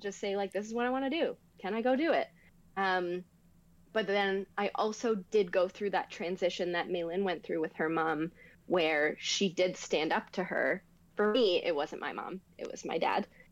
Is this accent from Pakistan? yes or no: no; Canada; I didn't grow up in Toronto, but I grew up in Canada